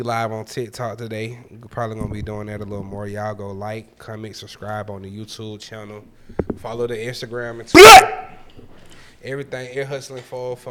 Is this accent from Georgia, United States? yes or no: yes; Atlanta, Georgia, United States; We real Atlanta.